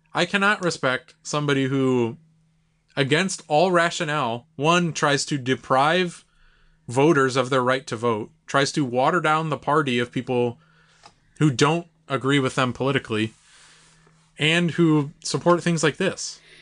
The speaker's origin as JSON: {"language": "English", "country": "United States", "said": "as an American"}